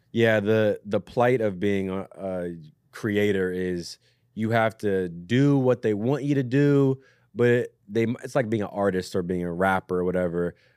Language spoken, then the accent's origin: English; Southern Maryland, United States; moved away; I'm from Southern Maryland originally